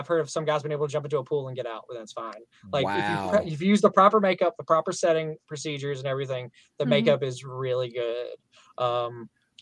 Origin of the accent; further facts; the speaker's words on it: the South, Southern United States, United States; accent: southern; my southern accent